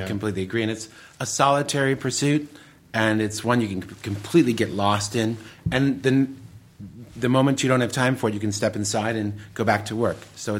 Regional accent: Detroit, Michigan, United States; But I've always been a gardener ever since I grew up in Detroit, Michigan.

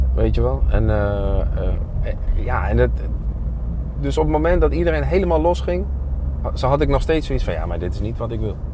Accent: Zwolle, Overijssel, Netherlands; ja, we komen uit Zwolle. En daar zijn we trots op

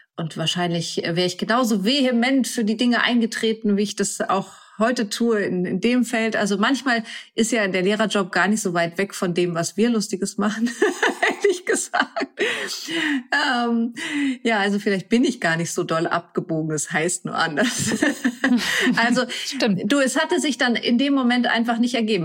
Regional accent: near Lübeck, Schleswig-Holstein, Germany; also born or lived in Kiel; ich bin auf dem Land groß geworden, bei Lübeck

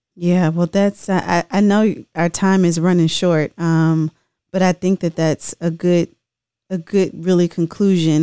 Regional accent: Tennessee, United States; I'm from Tennessee

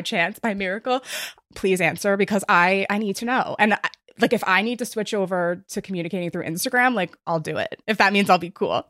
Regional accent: New York, United States; I am from New York

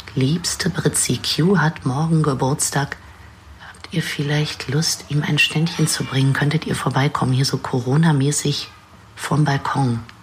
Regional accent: Berlin, Germany; als Berlinerin

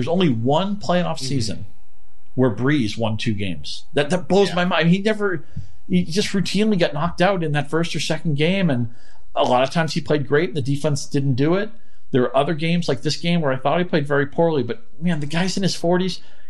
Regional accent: New England, United States; I grew up in New England

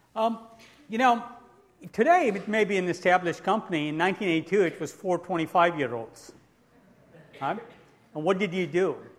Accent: New Zealand; I'm actually from New Zealand

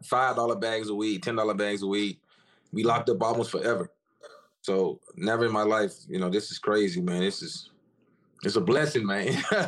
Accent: Memphis, Tennessee, United States; growing up in North Memphis in the hood

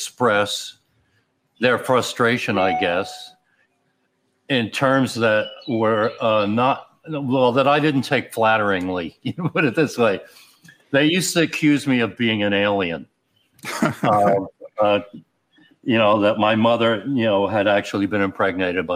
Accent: Upper Darby, Pennsylvania, United States; also born or lived in Philadelphia; I was born in Philly, but grew up outside of Philly

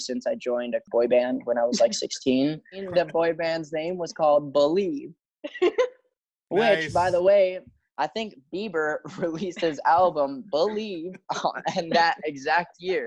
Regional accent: Chicago, Illinois, United States; now in Los Angeles, United States; flying back to my hometown, Chicago

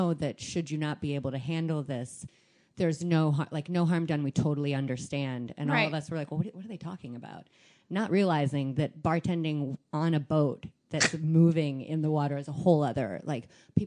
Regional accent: Fort Payne, Alabama, United States; moved away as an adult; now in New York, United States; I grew up in Alabama with parents who were from Wisconsin

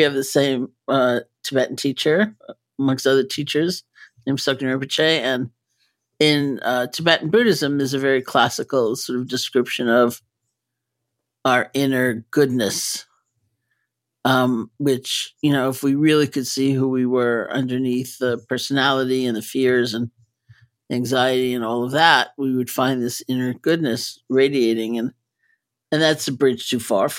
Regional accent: New York, United States; I'm a New Yorker, so even though I don't live in California

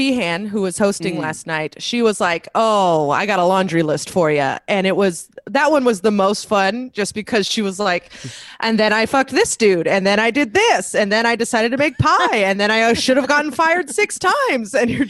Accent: Northern California, United States; I'm from Northern California

